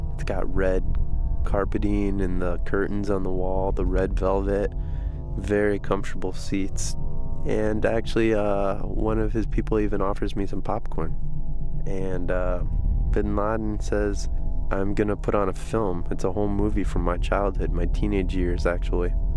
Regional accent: Chicago, Illinois, United States; I'm from Chicago.

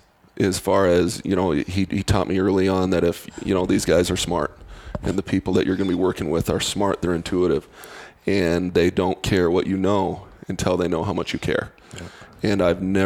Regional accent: Spearfish, South Dakota, United States; moved away; also born or lived in Boulder, Colorado / Wyoming / Virginia / Texas; I grew up in Spearfish, which is about 15 minutes down the road from Sturgis.

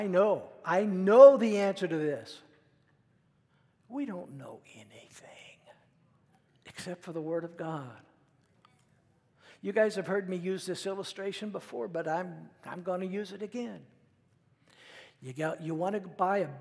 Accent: United States; as an American

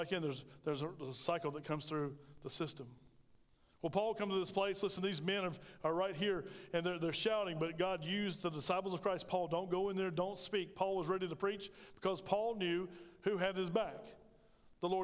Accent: United States; we as Americans

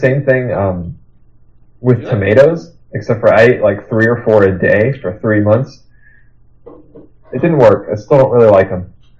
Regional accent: Nebraska, United States; now in Iowa, United States; we're all from Nebraska, or I live in Iowa now.

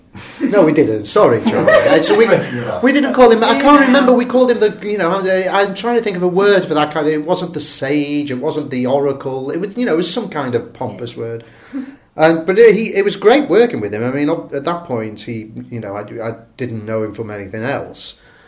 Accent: Salford, North West England, United Kingdom; I'm from Salford.

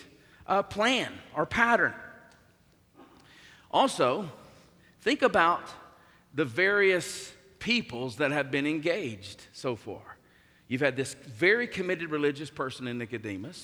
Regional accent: the South, United States; born or raised there

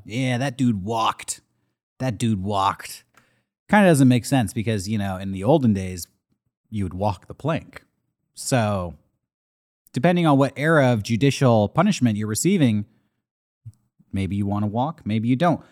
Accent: California, United States; I'm from the West Coast. I'm a California boy, born and bred.

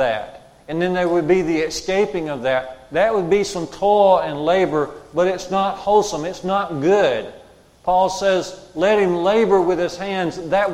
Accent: Jasper, Alabama, United States; When I was in junior college in my hometown of Jasper

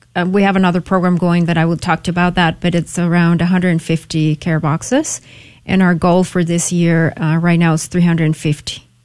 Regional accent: Mexico; moved away as an adult; now in San Antonio, United States; I was born and raised in Mexico and I came to the U.S. for college.

